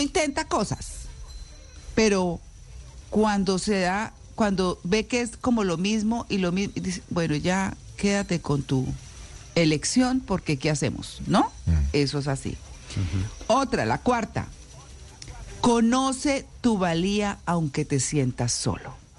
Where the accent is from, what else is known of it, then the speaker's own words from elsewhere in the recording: Bucaramanga, Santander, Colombia; moved away as an adult; yo crecí en Bucaramanga. Ah, llegué a Bucaramanga de, de casi ocho años y salí de casi 18 o de 18